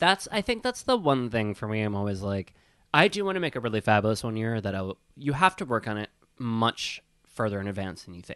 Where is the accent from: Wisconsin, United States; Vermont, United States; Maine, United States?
Wisconsin, United States; I grew up in Wisconsin.